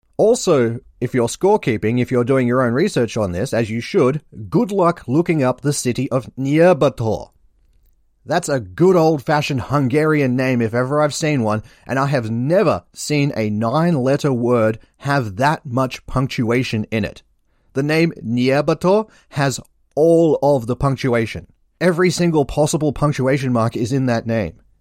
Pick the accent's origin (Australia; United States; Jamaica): Australia; I am Australian.